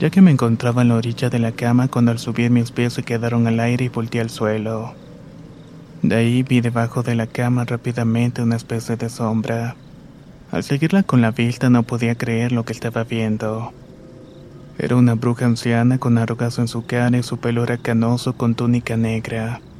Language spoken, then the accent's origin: Spanish; Puerto Armuelles, Chiriquí, Panama; Soy de Panamá y vivo en un puerto llamado Puerto Muelles.